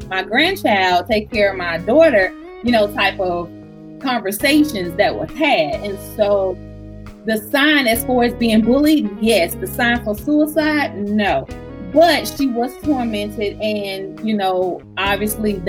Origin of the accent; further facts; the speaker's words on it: Alabama, United States; now in Georgia, United States; But we are from Alabama in a small town, so everybody knew everybody.